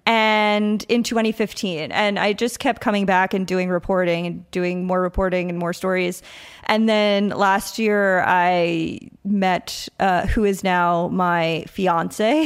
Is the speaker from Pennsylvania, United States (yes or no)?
no; Patchogue, New York, United States; moved away as an adult; also born or lived in Huntington, New York / Brooklyn, New York; now in San Juan, Puerto Rico; I grew up on Long Island